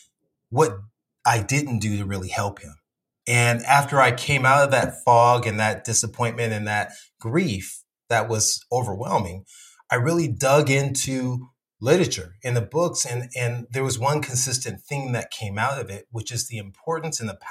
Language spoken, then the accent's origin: English; Compton, California, United States; moved away as an adult; also born or lived in South Central LA / Alabama; growing up in Compton